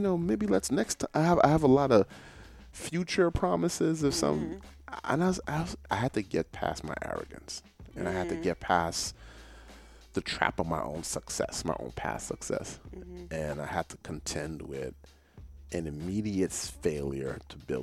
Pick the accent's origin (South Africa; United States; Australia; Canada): United States; New York; I'm coming from New York, in a particular era of New York